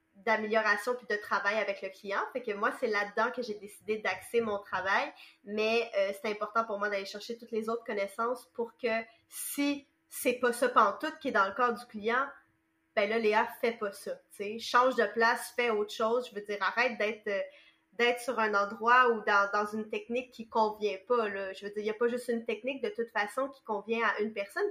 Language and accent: French; Montreal, Quebec, Canada; moi je viens de Montréal